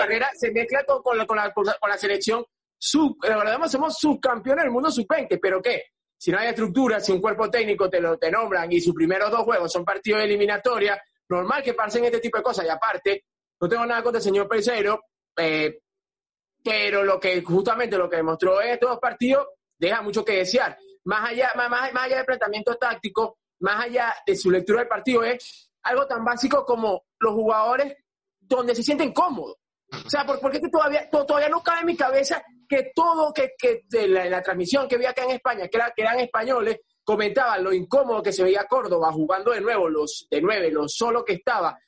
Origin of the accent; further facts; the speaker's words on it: Venezuela; moved away; cinco venezolanos y los cinco estamos fuera de Venezuela.